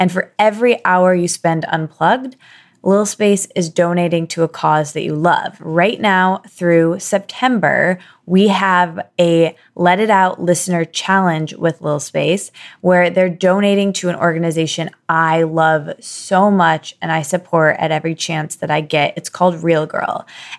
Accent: Michigan, United States; I don't know if it's because we're both from Michigan

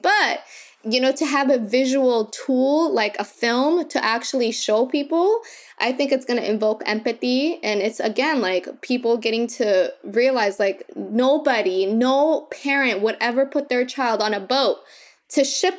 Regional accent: Kakuma, Turkana County, Kenya; born there; But, you know, I was born in Kakuma, and so it was 66% women and children.

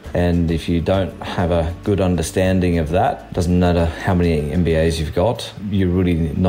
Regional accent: Port Kembla, New South Wales, Australia; I grew up in a normal working class family in Port Kembla. The quintessential Australian upbringing, I guess

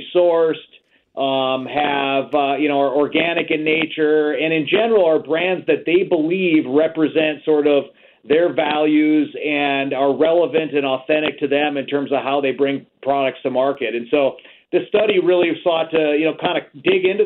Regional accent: United States; also born or lived in Chicago, Illinois; I'm calling in today from Chicago, Illinois. So I'm an American

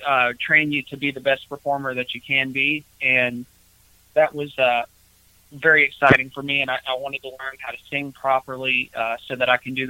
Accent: Atlanta, Georgia, United States; now in Nashville, United States; I'm from Atlanta. I'm actually from Atlanta, Georgia.

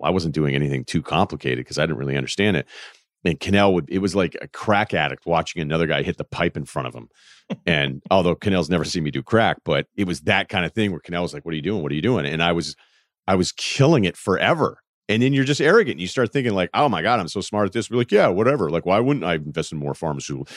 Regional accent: Northeast, United States; I'm from the Northeast, and there weren't many ranchers coming out of Phillips Andover

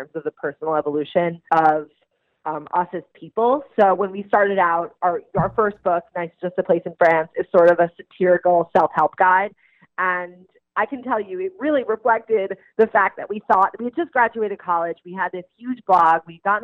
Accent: Long Island, New York, United States; We grew up together on Long Island

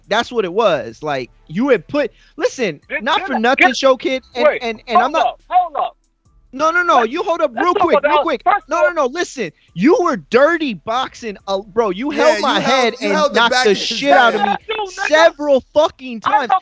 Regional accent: Corpus Christi, Texas, United States; my hometown

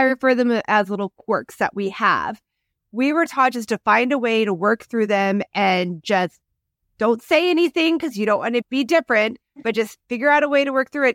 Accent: Midwest, United States; moved away; I grew up in the Midwest

